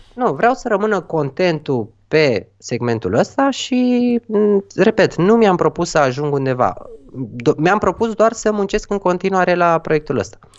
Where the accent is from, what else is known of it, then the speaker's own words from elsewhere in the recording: Romania; noi ca români